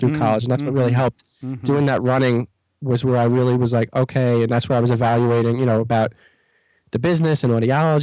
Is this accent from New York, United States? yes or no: yes; Long Island, New York, United States; I'm from Long Island